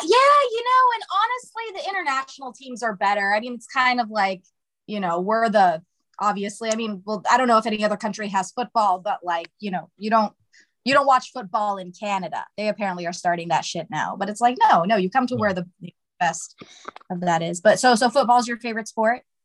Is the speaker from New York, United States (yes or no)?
no; Toledo, Ohio, United States; moved away as an adult; now in California, United States; so I'm originally from Ohio